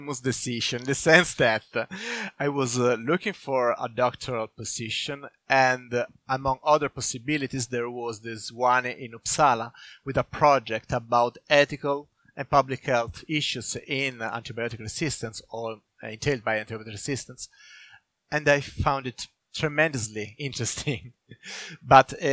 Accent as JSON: {"language": "English", "country": "Italy", "moved": "yes", "lives_now": "Sweden", "said": "I'm from Italy"}